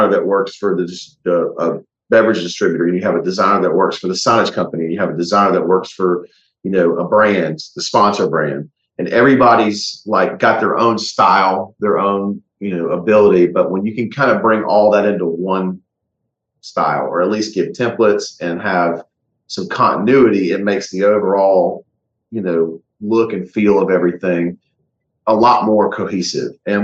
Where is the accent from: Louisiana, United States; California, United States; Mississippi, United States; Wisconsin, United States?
Louisiana, United States; Ruston; I grew up in Ruston.